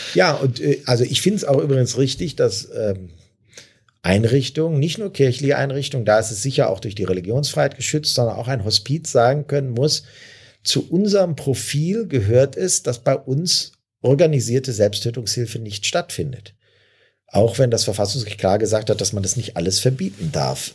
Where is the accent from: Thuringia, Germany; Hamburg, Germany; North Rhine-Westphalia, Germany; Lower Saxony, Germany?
North Rhine-Westphalia, Germany; Neuss; Hier in meiner Heimatstadt